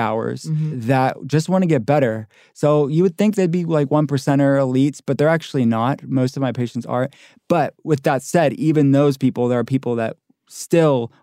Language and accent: English; Pittsburgh, Pennsylvania, United States; I'm from Pittsburgh. I'm from a working-class town